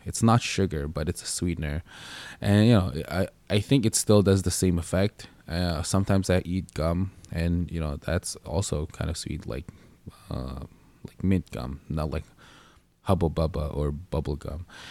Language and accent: English; Montreal, Quebec, Canada; also born or lived in Philippines; I grew up in Montreal.